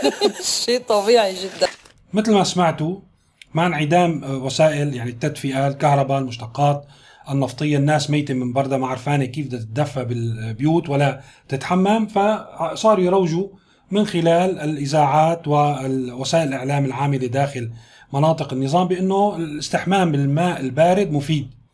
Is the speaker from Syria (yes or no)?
yes; Syria; كلنا كسوريين